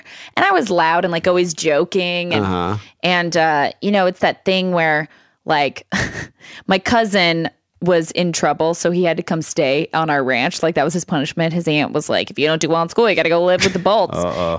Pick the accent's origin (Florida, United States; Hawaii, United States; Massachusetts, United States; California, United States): California, United States; Lake Isabella; Lake Isabella, California.